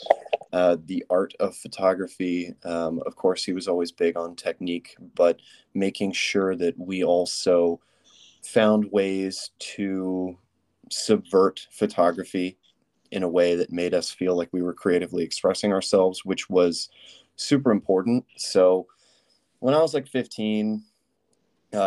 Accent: Washington, District of Columbia, United States; I grew up in Washington, D.C. I grew up in the district

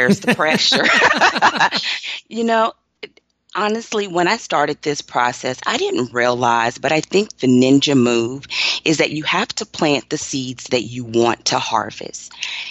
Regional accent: Austin, Texas, United States; And so I grew up in Austin, and I went to college and law school as a wife and a mother with little ones.

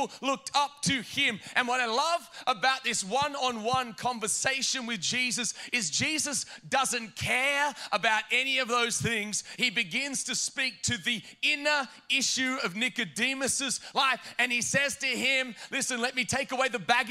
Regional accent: Australia; moved away as an adult; now in New Jersey, United States; I'm from Australia

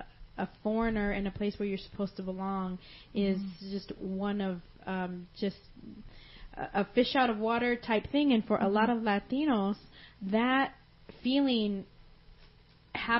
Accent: United States; I'm American. I was born here.

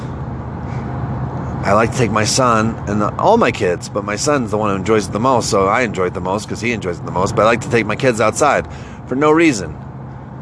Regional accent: Northeast, United States; moved away; also born or lived in the South; I'm from the Northeast

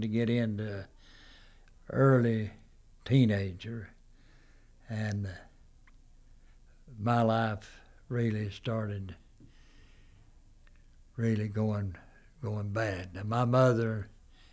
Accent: United States; also born or lived in Erwin; We was raised back in Walnut Mountain. A lot of my life was raised back there

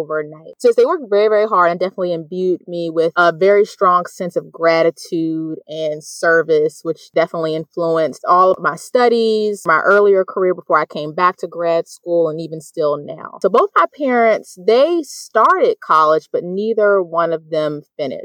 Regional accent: Bowie, Maryland, United States; moved away; I am from Bowie, Maryland, which is right outside of D.C.

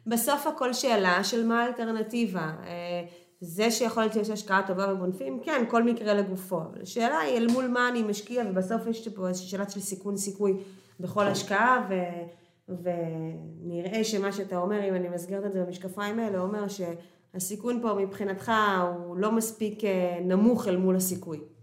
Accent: Haifa, Haifa District, Israel; moved away as an adult; also born or lived in Kiryat Motzkin / Tel Aviv / Ramot HaShavim; now in Portugal; אני נולדתי וגדלתי בקריית חי-, נולדתי במוצקין וגדלתי בקריית חיים

